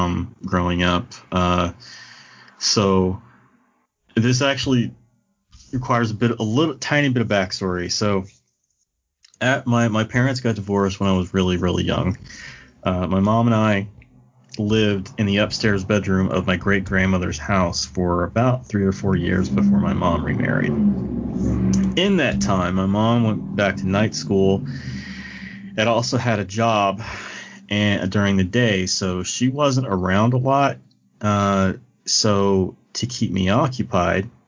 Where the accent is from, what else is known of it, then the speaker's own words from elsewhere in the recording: Kentucky, United States; moved away; I had no concept of Catholicism until after I left Kentucky.